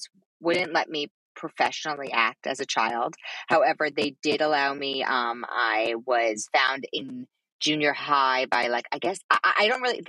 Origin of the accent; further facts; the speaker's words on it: New York City, New York, United States; I grew up in Manhattan